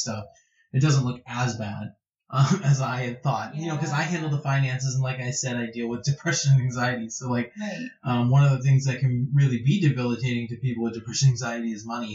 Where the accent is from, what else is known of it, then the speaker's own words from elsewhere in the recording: United States; as Americans